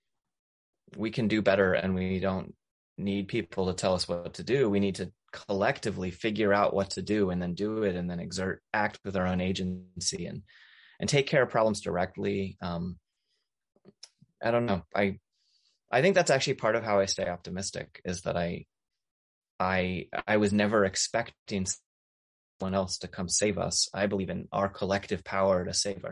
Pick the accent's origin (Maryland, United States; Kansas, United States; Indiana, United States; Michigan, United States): Maryland, United States; now in Appalachia, United States; I grew up in Maryland, not in the mountains, but close to the mountains.